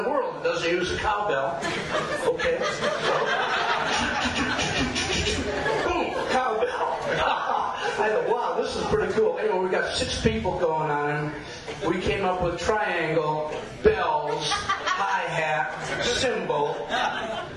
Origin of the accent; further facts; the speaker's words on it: Detroit, Michigan, United States; moved away as an adult; now in Portland, United States; I'm from Detroit